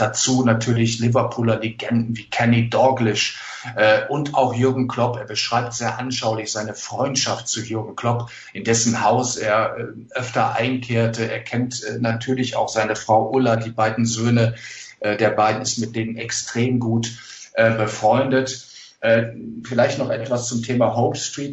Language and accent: German; area beyond Mettmann from Düsseldorf, North Rhine-Westphalia, Germany; im beschaulichen Mettmann-Metzkausen, also genau zwischen meiner Heimat und Düsseldorf gelegen